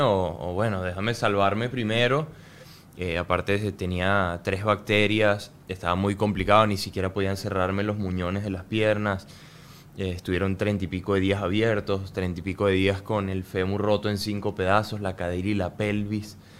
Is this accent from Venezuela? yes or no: yes; Venezuela; moved away